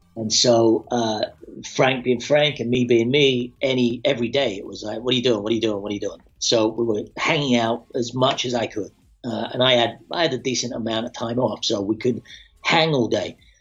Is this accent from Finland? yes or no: no; Scotland, United Kingdom; moved away; also born or lived in London; I'm a kid from Scotland